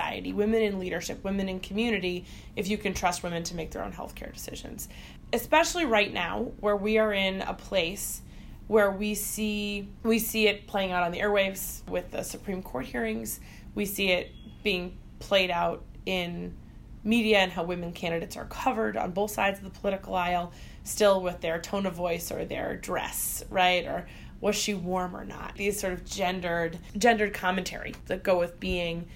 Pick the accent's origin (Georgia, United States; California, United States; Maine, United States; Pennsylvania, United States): Maine, United States; I'm from Maine